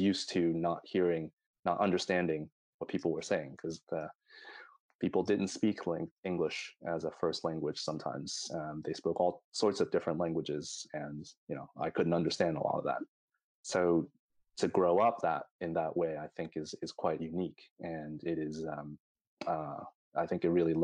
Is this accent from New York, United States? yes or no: yes; New York City, New York, United States; moved away as an adult; now in Stockholm, Sweden; the place where I grew up is in Queens, Elmhurst